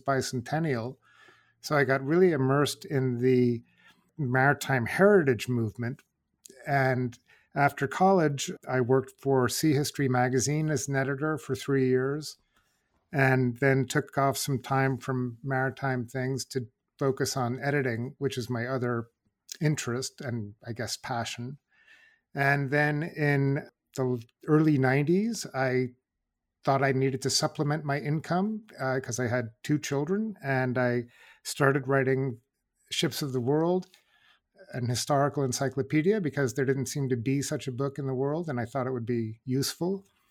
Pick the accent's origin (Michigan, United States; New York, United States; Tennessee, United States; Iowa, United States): New York, United States; I grew up in New York